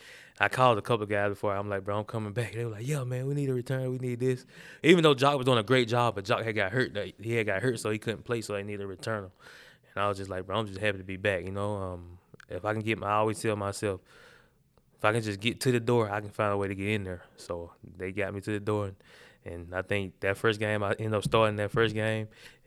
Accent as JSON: {"language": "English", "region": "the South", "country": "United States", "said": "For one, he's like a Southern coach. So that's what we grew up on. I'm from the South, right?"}